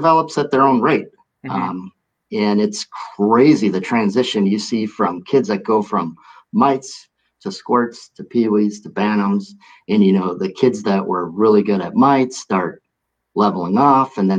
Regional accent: Milwaukee, Wisconsin, United States; MSOE said, yeah, we'll take you right away. So it was my hometown

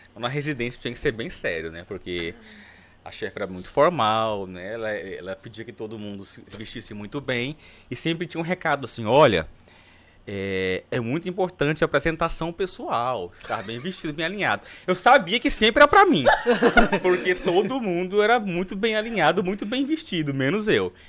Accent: Araguaína, Tocantins, Brazil; eu nasci em Araguaí, no Tocantins, sou araguainense do pé rachado

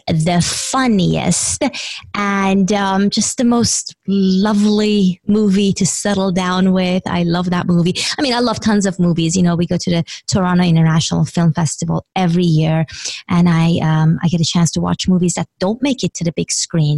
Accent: Iran; English is a second language; moved away; I grew up in Iran, and the only board game we would play, well, my parents would play, and we would watch them because I didn't speak English when I was younger

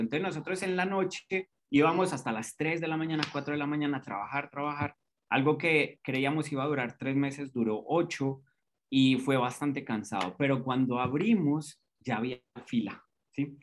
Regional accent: Colombia; now in Costa Rica; cuando vinimos aquí a Costa Rica, porque soy colombiano, pero ya nacionalizado costarricense

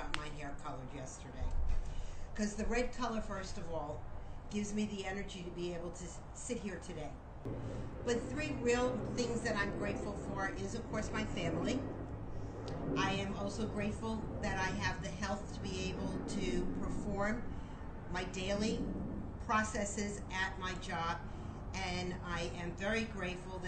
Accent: Miami Beach, Florida, United States; I was born and raised in Miami Beach

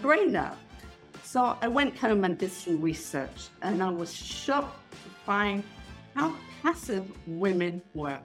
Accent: England, United Kingdom; now in Israel; I am originally from England. I've been living in Israel for 40 years.

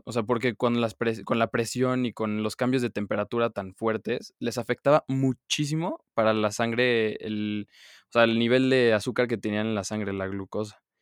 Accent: Mexico; mi país

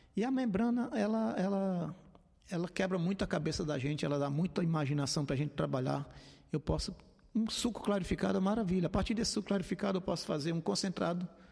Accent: Fortaleza, Ceará, Brazil; sou natural de Fortaleza, minha família é de Maranguape

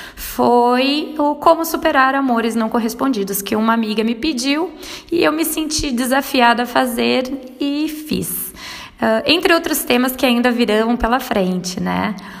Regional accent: Rio Grande do Sul, Brazil; moved away as an adult; now in Lavras, Brazil; eu sou gaúcha, mas hoje moro em Lavras, Minas Gerais

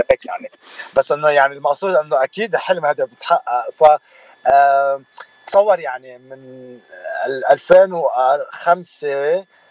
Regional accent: Bednayel, Beqaa, Lebanon; also born or lived in Dearborn, Michigan / Manhattan; now in Los Angeles, United States; من البقاع سهل البقاع من بدنايل ضيعت بدنايل اللي هي مش كتير بعيده عن زحله

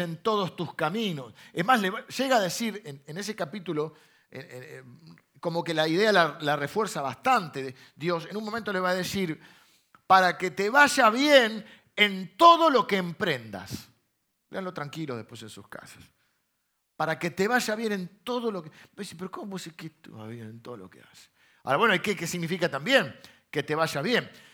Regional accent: Argentina; accent: Argentine; sos muy argentino

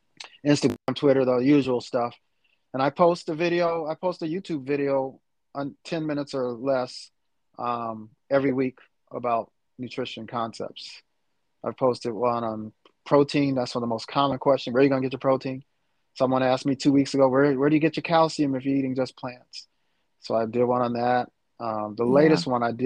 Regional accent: Chicago, Illinois, United States; also born or lived in St. Louis; I'm from the Chicago area

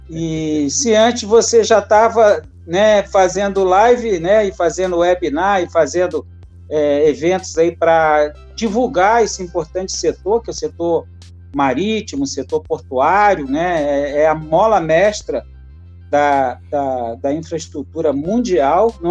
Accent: Rio de Janeiro, Brazil; now in Santa Catarina, Brazil; sou carioca, mas moro em Santa Catarina já há 20 anos

